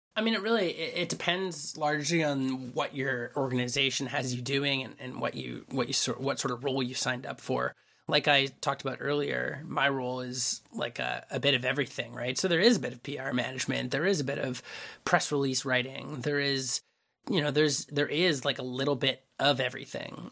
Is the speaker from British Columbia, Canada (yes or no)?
yes; Vancouver, British Columbia, Canada; I grew up in Vancouver.